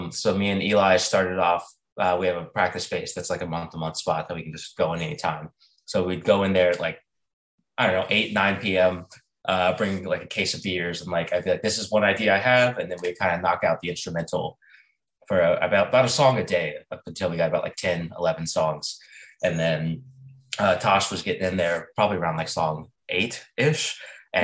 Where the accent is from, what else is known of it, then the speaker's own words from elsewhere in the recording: United States; also born or lived in South Carolina / Mississippi; I grew up in South Carolina, Mississippi